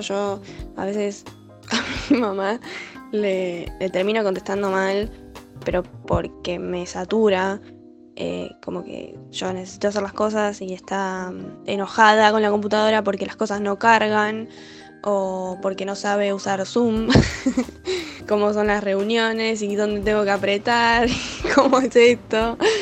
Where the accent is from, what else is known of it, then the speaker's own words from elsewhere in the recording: Buenos Aires, Argentina; soy de Monte Castro, ahí pegadito a Villarreal.